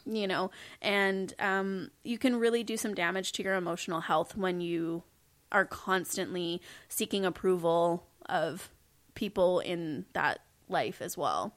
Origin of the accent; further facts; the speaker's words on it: Kelowna, British Columbia, Canada; also born or lived in Saskatoon; Kelowna, which is where I grew up